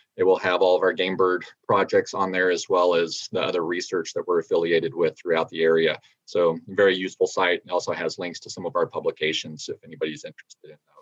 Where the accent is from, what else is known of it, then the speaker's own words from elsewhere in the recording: New Mexico, United States; moved away; my home state of New Mexico